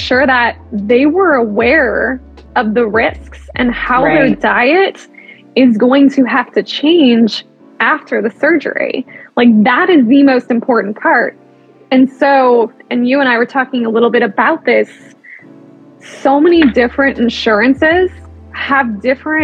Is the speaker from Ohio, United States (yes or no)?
yes; Cleveland, Ohio, United States; I'm originally from Cleveland, Akron isn't too far from me